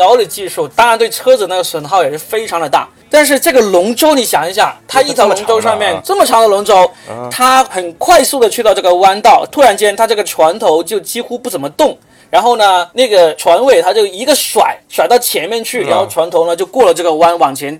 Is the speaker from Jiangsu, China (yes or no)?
no; Guangzhou, Guangdong, China; 因为我是广东人